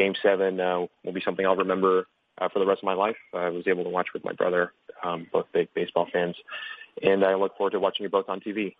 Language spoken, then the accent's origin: English; Atlanta, Georgia, United States; I grew up in Atlanta